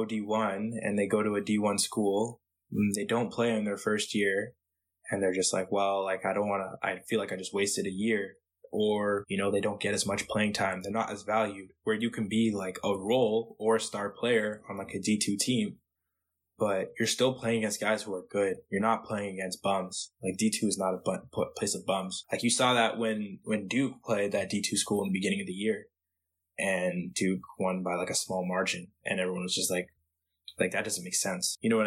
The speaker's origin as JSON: {"language": "English", "town": "Toronto", "region": "Ontario", "country": "Canada", "said": "I'm from Toronto"}